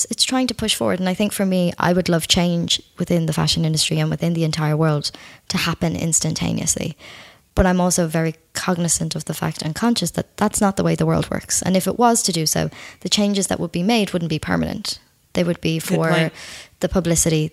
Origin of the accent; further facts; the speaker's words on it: Ireland; I'm Irish. I live on an island of 4.5 million people